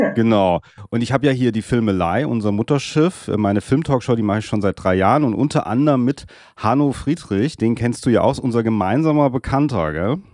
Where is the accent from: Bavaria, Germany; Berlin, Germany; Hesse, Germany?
Hesse, Germany; Darmstadt; es ist trotzdem hier meine Heim, mein Heimatort Darmstadt in der Nähe von Frankfurt